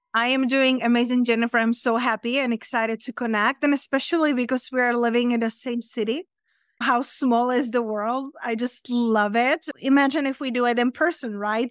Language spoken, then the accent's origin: English; Czechia; English is a second language; moved away as an adult; also born or lived in London / Spain; now in Las Vegas, United States; I'm originally from Czech Republic, from center of the Europe, but I live in London and then I live in Spain.